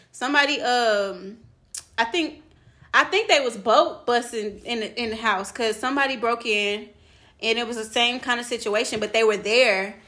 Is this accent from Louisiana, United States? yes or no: yes; Louisiana, United States; moved away; we're from Louisiana, and so we had family there